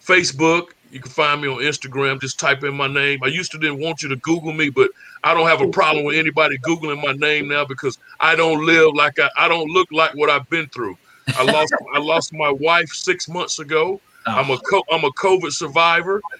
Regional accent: Thomasville, North Carolina, United States; I'm from Thomasville, North Carolina

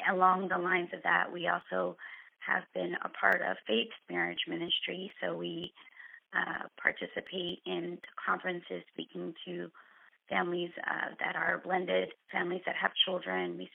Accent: Central Florida, United States; I grew up in the Central Florida area where I met my wonderful husband.

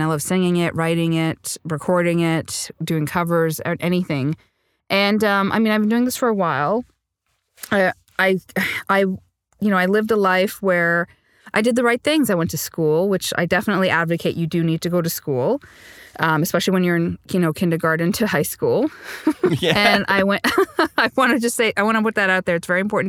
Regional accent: Montreal, Quebec, Canada; also born or lived in Sri Lanka; now in Toronto, Canada; I speak French because I grew up in Montreal when we immigrated here to Canada

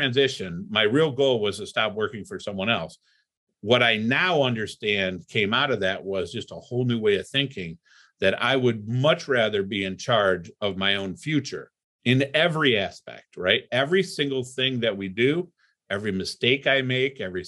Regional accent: Toledo, Ohio, United States; also born or lived in Cleveland, Ohio; I grew up in Toledo, Ohio

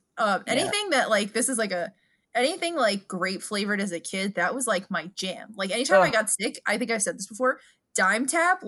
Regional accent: New York City, New York, United States; because we're from New York

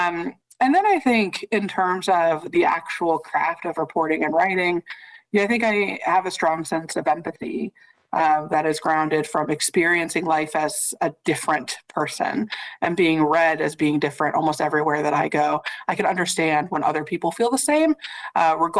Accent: a town about an hour from South Bend, Indiana, United States; moved away as an adult; also born or lived in Minnesota; I'm not from South Bend. I'm from a town about an hour from South Bend, very small. But I did play against Skylar Diggins growing up

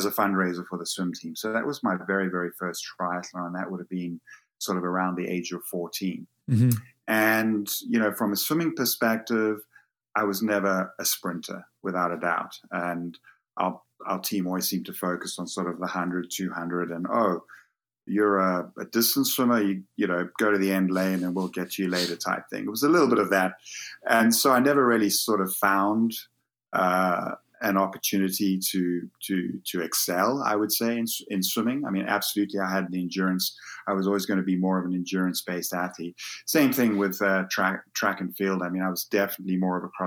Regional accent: South Africa; moved away as an adult; also born or lived in United Kingdom; I grew up in South Africa

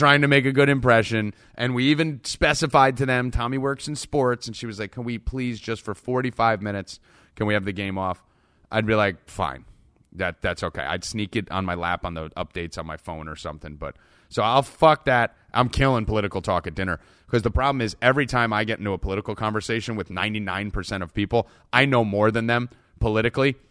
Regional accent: New Jersey, United States; I'm Italian from Jersey

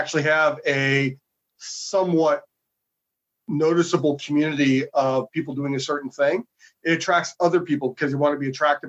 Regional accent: Winnipeg, Manitoba, Canada; moved away as an adult; also born or lived in Calgary; now in Toronto, Canada; So I was born and raised in Winnipeg. I came to Ontario for Sheridan and I stayed

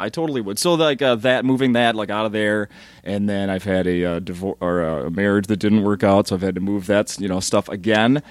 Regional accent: Minnesota, United States; I'm from Minnesota and I'm Scandinavian

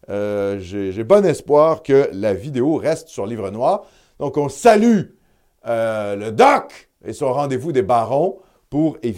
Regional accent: Quebec, Canada; Et ça, il faut tenir ça en compte en tant que Québécois.

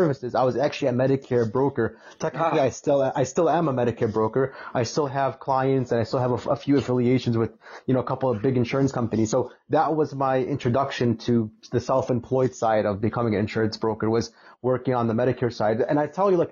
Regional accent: Chicago, Illinois, United States; I'm from Chicago

